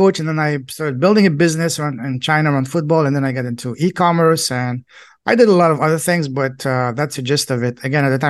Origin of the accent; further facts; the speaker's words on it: France; English is a second language; moved away as an adult; I grew up in France, Europe, and most boys in Europe, their dream is to become a professional football player, soccer player.